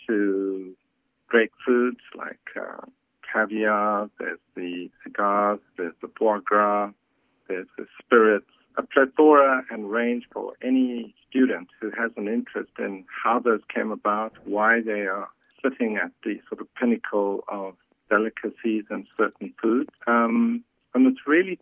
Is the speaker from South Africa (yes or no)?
yes; South Africa; moved away; I was born in Africa and grew up during a period when there was apartheid and races were segregated